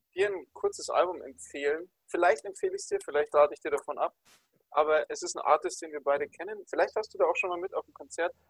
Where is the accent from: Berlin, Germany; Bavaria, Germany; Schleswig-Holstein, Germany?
Bavaria, Germany